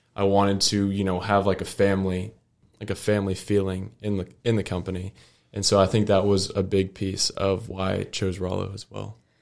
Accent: Fort Worth, Texas, United States; I'm from Fort Worth, and it's a big city

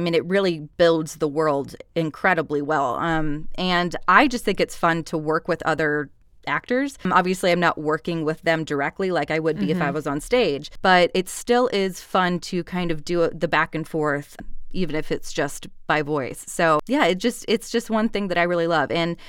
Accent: Georgia, United States; accent: Southern; a Southern accent, because I'm from Georgia.

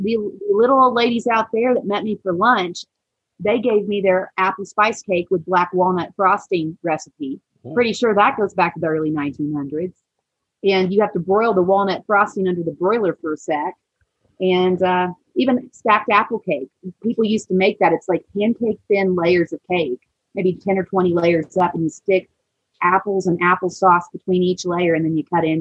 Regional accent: Siloam Springs, Arkansas, United States; also born or lived in Maui; I'm from Salem Springs, and we had an apple cider vinegar processing plant

